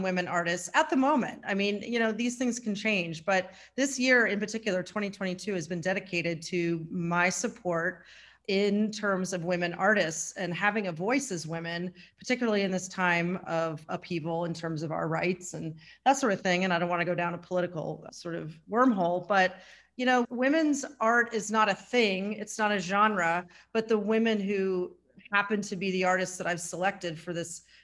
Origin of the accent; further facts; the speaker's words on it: Midwest, United States; moved away as an adult; also born or lived in Cincinnati, Ohio / New York City; now in Woodstock area, United States; I'm from the Midwest originally.